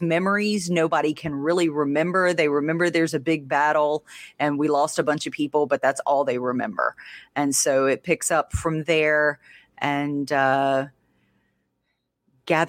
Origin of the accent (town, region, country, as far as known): Louisiana, United States; accent: Louisiana redneck